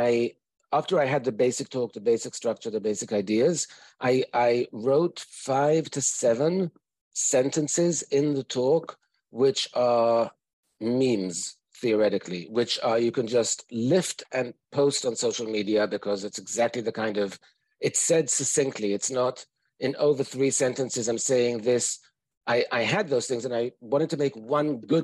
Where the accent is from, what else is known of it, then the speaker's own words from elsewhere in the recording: United States; I'm an American psychologist.